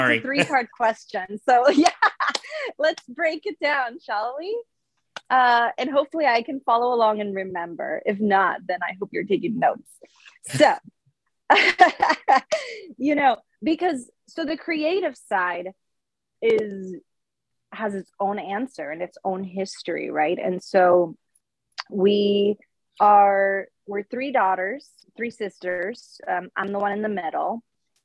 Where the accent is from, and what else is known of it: Puerto Rico; born or raised there; English is a second language; moved away as an adult